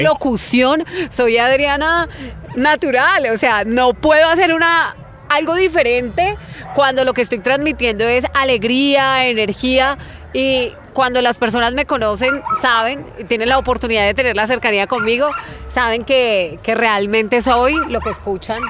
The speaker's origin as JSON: {"language": "Spanish", "town": "Florencia", "region": "Caquetá", "country": "Colombia", "tie": "born or raised there", "moved": "yes", "said": "soy de Florencia, Caquetá. Eh, la mayor parte del tiempo viví en finca"}